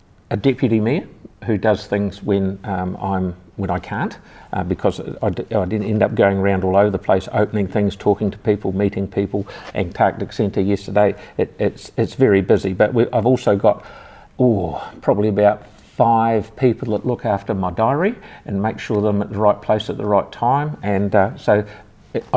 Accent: Christchurch, Canterbury, New Zealand; I was born over in Brighton and lived in Brighton all my life

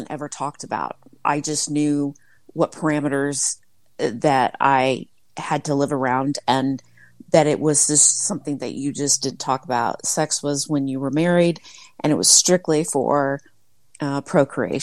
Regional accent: Midwest, United States; I was raised in the Midwest, a small town of about 3,000 people

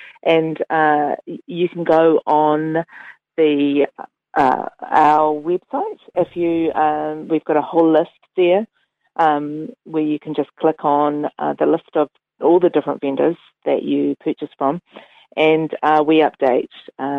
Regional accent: Auckland, New Zealand; now in Dunedin, New Zealand; I've always loved the market whenever I've come down to Dunedin, because I was previously from Tamaki Makaurau.

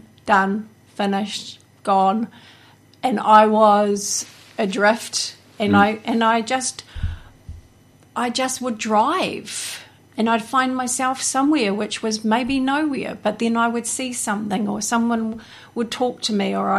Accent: Hawke's Bay, New Zealand; also born or lived in Taupo, New Zealand; I grew up in pretty much from the time I was three. I've been here

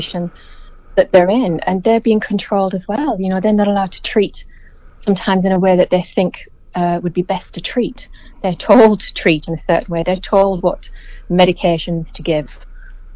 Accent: England, United Kingdom; moved away as an adult; now in New Zealand; growing up in England. I've been in New Zealand since 2007

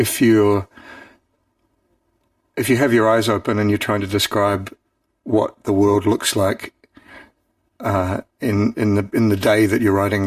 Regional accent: Auckland, New Zealand; growing up in Auckland

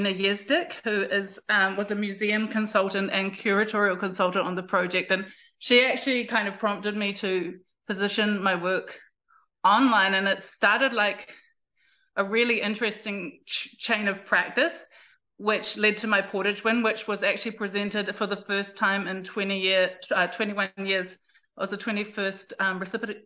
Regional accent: South Taranaki, New Zealand; also born or lived in Auckland, New Zealand; since I was three, I have been based in South Taranaki in terms of my parents and my family connection, and definitely grew up under the mountain

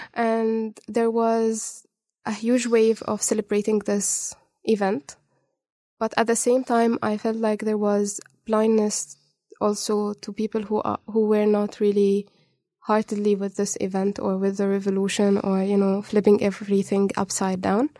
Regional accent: Cairo, Cairo Governorate, Egypt; moved away as an adult; also born or lived in Dubai, UAE; now in Dunedin, New Zealand; I wasn't born in Egypt, but I was raised in Egypt. I was born in Dubai, UAE. Mm. Then my family moved when I was three and a half to Cairo.

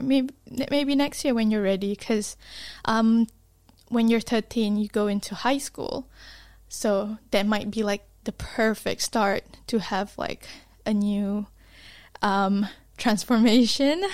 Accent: Malaysia; now in Dunedin, New Zealand; I was from Malaysia. Malaysia is, like, really hot

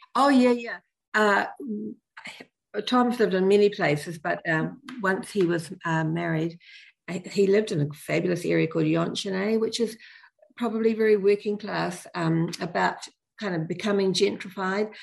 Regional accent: New Zealand; we as Kiwi parents

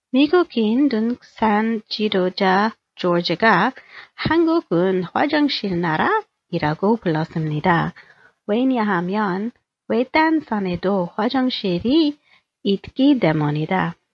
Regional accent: Daejeon, South Korea; We usually hiked about an hour's drive of my hometown of Daejeon.

